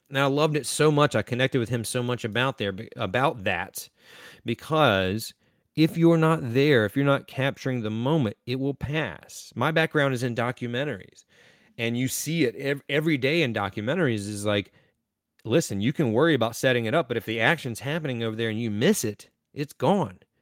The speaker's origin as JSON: {"language": "English", "region": "Eastern North Carolina", "country": "United States", "said": "I am from Eastern North Carolina"}